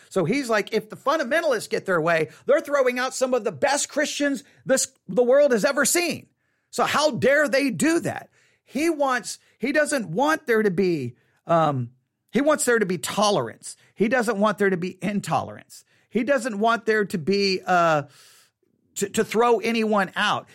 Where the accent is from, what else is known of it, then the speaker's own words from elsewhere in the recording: Texas, United States; I grew up here in Texas, and my mother was from San Antonio